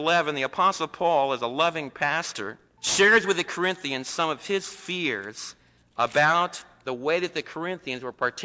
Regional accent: East Coast, United States; moved away; some of the people that I was raised with back in the East Coast

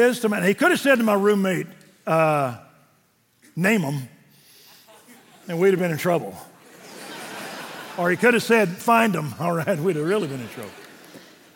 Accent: Waco, Texas, United States; I was raised Methodist in Waco.

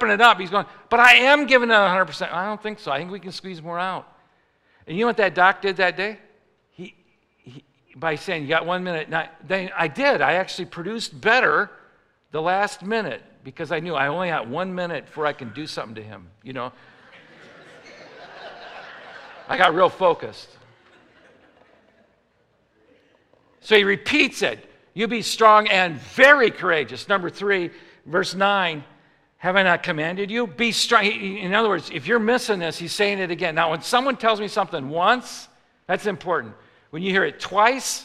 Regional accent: Chicago, Illinois, United States; I'm from Chicago

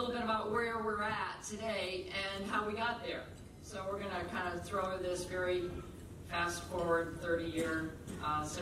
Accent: Buffalo, New York, United States; born there; I was born in Buffalo.

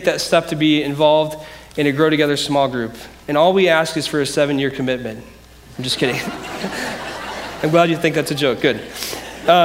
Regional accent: Decatur, United States; also born or lived in Grand Rapids, Michigan; I grew up here in Decatur, but in 1998, I moved to Grand Rapids, Michigan

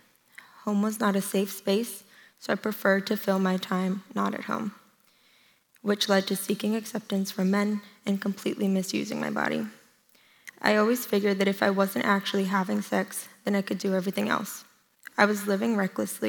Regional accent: New Jersey, United States; moved away as an adult; I eventually called that church home up until I moved from New Jersey.

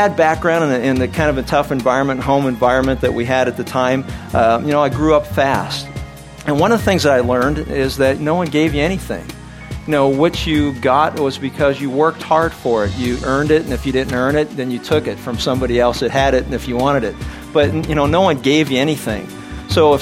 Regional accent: Pittsburgh, Pennsylvania, United States; I was born and raised in Pittsburgh, Pennsylvania

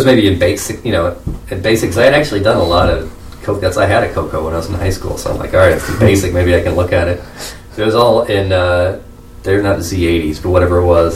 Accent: Southern Illinois, United States; the area I grew up in Southern Illinois

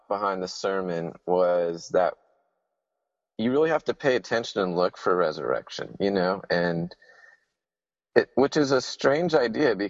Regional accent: Huntsville, Alabama, United States; moved away as an adult; now in Sewanee, United States; I'm from Huntsville, Alabama

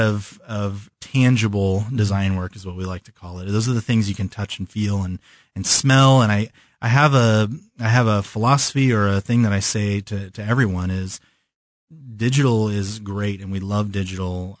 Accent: California, United States; moved away as an adult; also born or lived in Chicago; now in Kansas City, United States; I moved to California when I was five. And so I, I consider myself from California

